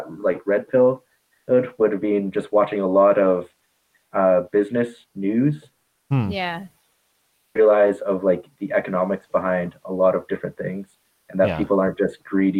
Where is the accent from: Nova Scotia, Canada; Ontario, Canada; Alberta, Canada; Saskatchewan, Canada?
Alberta, Canada; I'm from Canada and specifically Alberta there